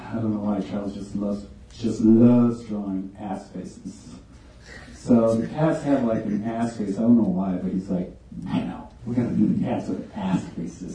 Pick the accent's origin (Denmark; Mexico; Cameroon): Mexico; Tijuana, Baja California; me growing up in Tijuana and Playas de Tijuana, which is the coastal area of Tijuana